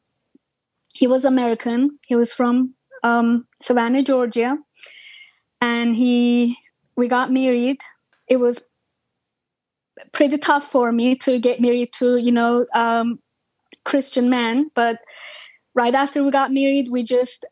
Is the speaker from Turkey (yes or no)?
yes; Ankara, Turkey; English is a second language; moved away as an adult; also born or lived in Istanbul, Turkey; I born in Turkey, Istanbul. I grew up in Ankara, which is capital